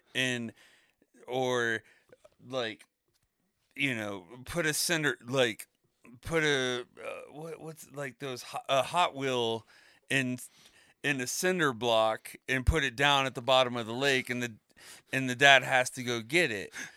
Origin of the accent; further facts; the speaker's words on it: Florida, United States; moved away; growing up in Florida